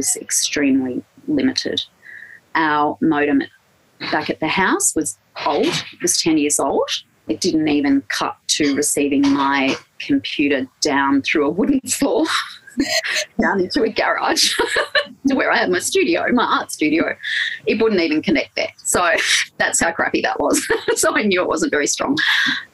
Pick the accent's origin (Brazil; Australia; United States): Australia; Blue Mountains, New South Wales; moved away as an adult; also born or lived in Sydney; now in Victoria, Australia; So I come from the Blue Mountains. I grew up in the Blue Mountains